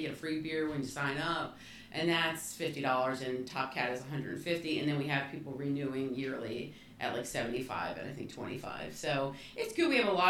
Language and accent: English; New Jersey, United States; moved away as an adult; now in Bucks County, Pennsylvania, United States; I grew up in New Jersey, in a very industrial era of New Jersey.